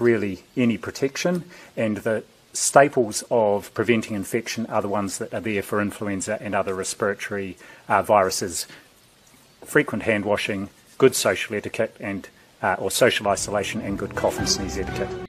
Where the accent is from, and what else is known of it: New Zealand